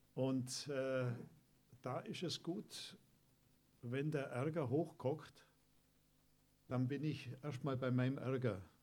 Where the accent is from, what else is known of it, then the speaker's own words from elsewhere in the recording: Germany; wir als Deutsche